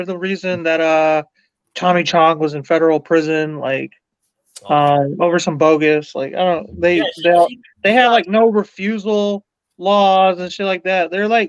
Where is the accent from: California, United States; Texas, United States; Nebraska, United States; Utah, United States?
Texas, United States; Houston; my hometown nipple. In Houston.